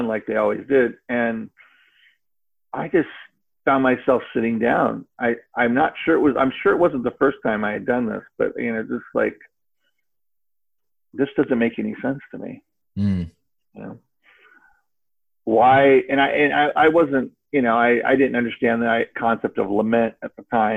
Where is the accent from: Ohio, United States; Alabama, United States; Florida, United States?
Florida, United States; Cape Canaveral; I was raised in Florida, Cape Canaveral